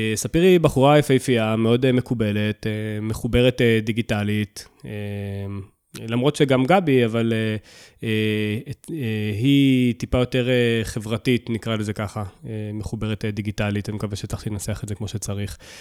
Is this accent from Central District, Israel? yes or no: no; Southern District, Israel; אני, אני מהדרום